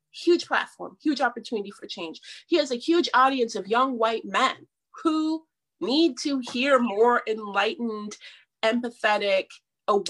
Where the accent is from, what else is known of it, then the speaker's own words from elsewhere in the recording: Seattle, Washington, United States; my mom is white and I grew up in Seattle